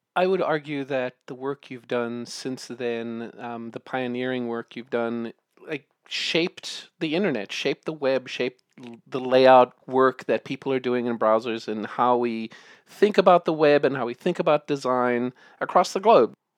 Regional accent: South Africa; I grew up in South Africa

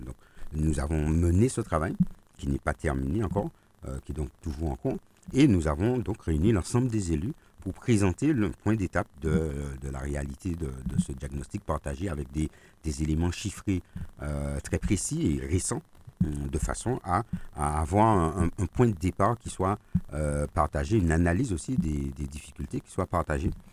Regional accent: Martinique; chez nous en Martinique

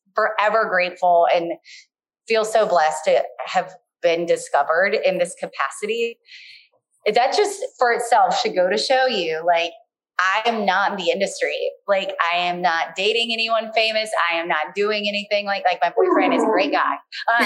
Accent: Baltimore, Maryland, United States; I'm just from Baltimore

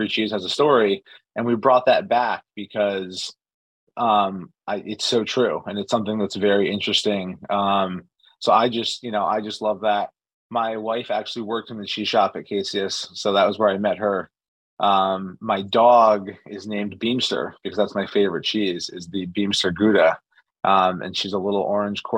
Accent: New Haven, Connecticut, United States; born and raised in New Haven

